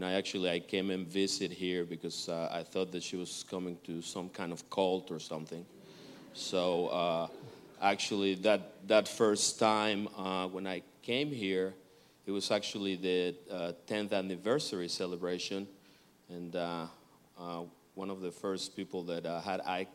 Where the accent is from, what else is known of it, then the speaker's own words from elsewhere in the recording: Mexico; moved away as an adult; now in United States; we're originally from Mexico, and we got here 22, 23 years ago